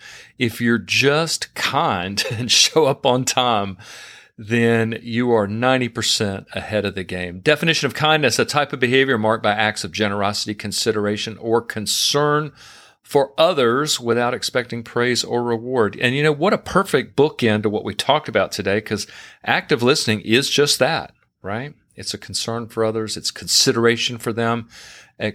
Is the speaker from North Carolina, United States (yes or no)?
yes; North Carolina, United States; moved away; my home state, North Carolina